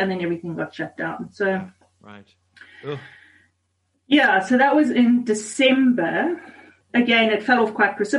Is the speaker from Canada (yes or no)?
no; Zimbabwe; now in South Africa; I grew up in Zimbabwe. My mom and dad still live there